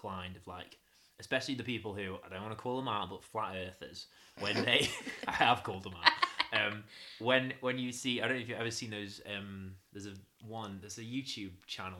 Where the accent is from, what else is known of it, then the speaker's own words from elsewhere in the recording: Stoke-on-Trent, West Midlands, United Kingdom; accent: northernish; also born or lived in Durham; I come from Stoke-on-Trent